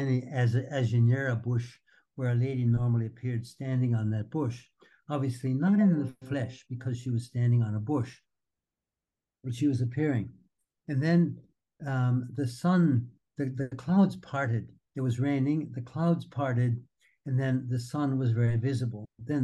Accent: Wisconsin, United States; now in Australia; growing up in Wisconsin

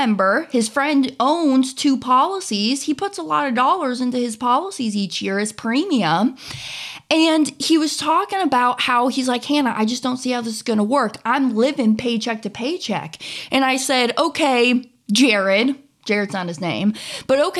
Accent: Kansas City, Missouri, United States; moved away; also born or lived in Florida; I grew up in the Kansas City area

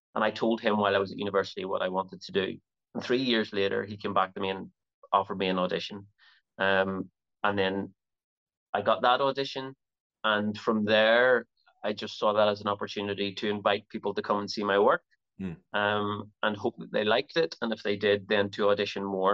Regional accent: Belfast, Northern Ireland, United Kingdom; also born or lived in Toronto, Canada; my time there was was very, very short and I've been in Belfast ever since

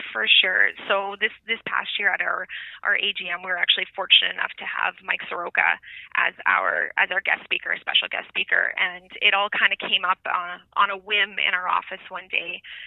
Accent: Saskatchewan, Canada; moved away as an adult; now in Edmonton, Canada; growing up in Saskatchewan, a big football family

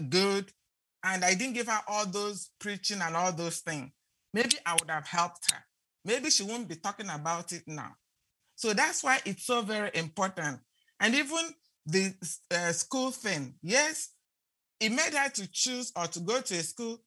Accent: Nigeria; moved away; when I grew up in Nigeria

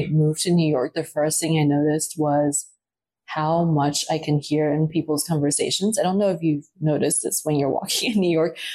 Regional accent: Taipei, Taiwan; also born or lived in Dominican Republic / New Zealand / Australia; Yes, I would say equal parts um, Taiwan, New Zealand, Australia. Um, the timeline goes that, I was born in Taiwan, Taipei, Taiwan. I was there until five. Um, took a stint and my parents moved to Dominican Republic for three years.

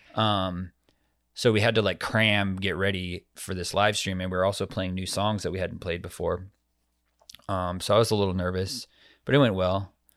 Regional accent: Arizona, United States; my home state

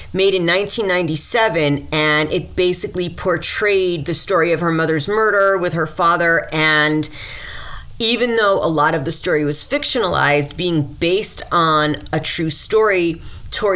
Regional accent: Mount Vernon, New York, United States; also born or lived in Westchester County, New York, United States; I'm from Mount Vernon

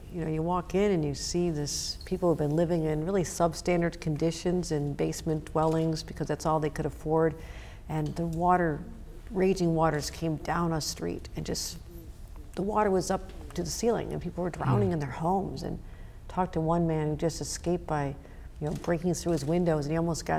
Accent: Buffalo, New York, United States; I've been back in Buffalo many times because of the devastation my hometown went through

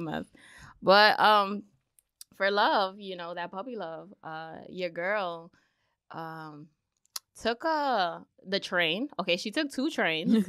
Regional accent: New York City, New York, United States; my parents are Dominican. I'm from the Bronx

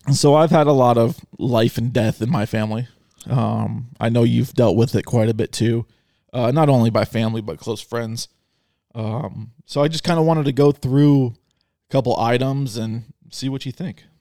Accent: Arizona, United States; I am from Arizona.

